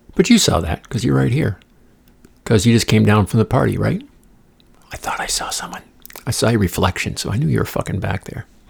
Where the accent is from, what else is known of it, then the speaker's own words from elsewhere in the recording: Midwest, United States; moved away; I'm from the Midwest, spent half my life there